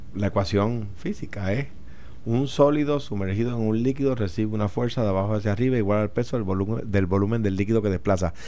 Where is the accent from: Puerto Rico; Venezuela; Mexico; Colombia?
Puerto Rico; los que viven en áreas rurales, de donde yo vengo